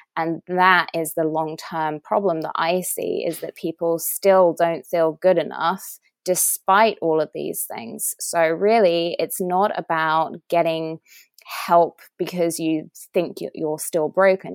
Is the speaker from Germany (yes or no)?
no; England, United Kingdom; moved away as an adult; now in United States; I'm English